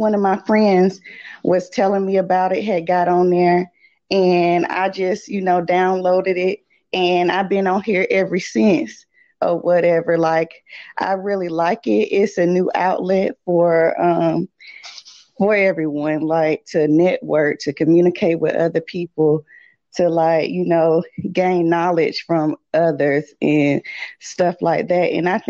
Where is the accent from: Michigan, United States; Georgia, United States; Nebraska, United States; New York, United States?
Georgia, United States; I'm from Georgia.